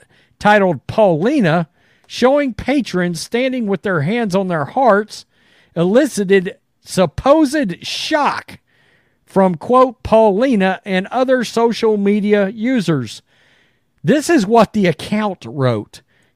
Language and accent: English; Canada; As a Canadian, this is kind of insane.